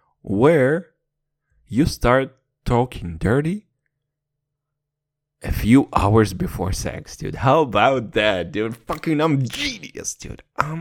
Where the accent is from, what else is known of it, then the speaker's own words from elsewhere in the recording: United Kingdom; And once again, I'm British, fucked up the whole reference.